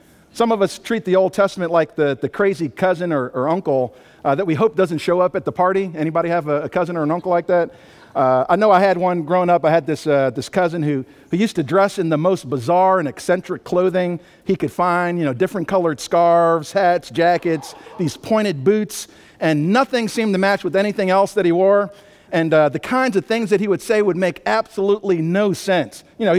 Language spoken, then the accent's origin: English; Albany, New York, United States; also born or lived in Maryland / California / Arkansas; I grew up in upstate New York, Albany, New York, lived in Maryland, California, Arkansas, so don't try to figure out where the accent comes from, but the speed never left.